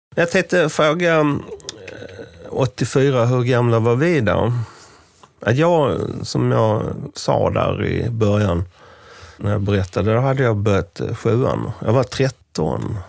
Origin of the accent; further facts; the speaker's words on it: rural Scania, Skåne, Sweden; där jag kommer ifrån, eh, på den skånska landsbygden